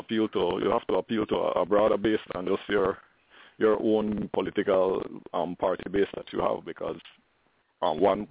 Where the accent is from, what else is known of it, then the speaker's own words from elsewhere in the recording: Belmopan, Cayo District, Belize; I am from Belmopan. This is where I was born. This is where I went to primary school